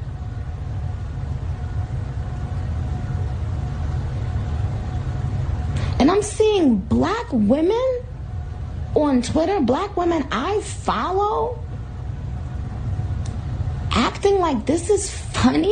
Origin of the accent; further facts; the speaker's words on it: Trinidad & Tobago; moved away; I was born in Trinidad.